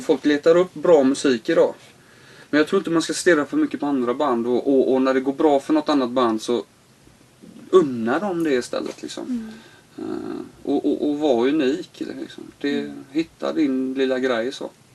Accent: Sweden; also born or lived in Los Angeles, United States

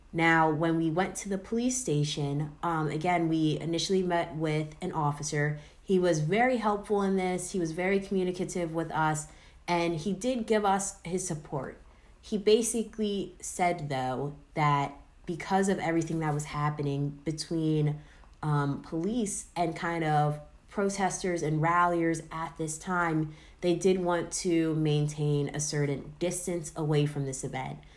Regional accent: Aston, Pennsylvania, United States; born or raised there

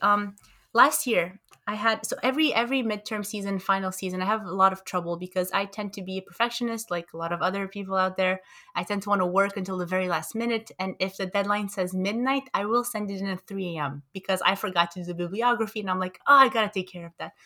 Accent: Romania; moved away; also born or lived in Montreal, Canada; that's where I grew up in Romania

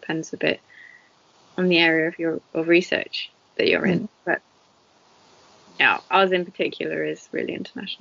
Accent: United Kingdom; moved away as an adult; now in Stockholm, Sweden; I'm British

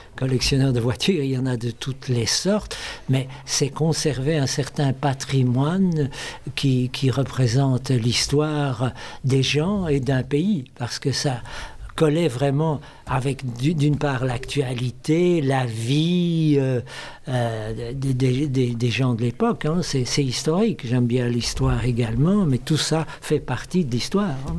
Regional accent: Belgium; je suis belge

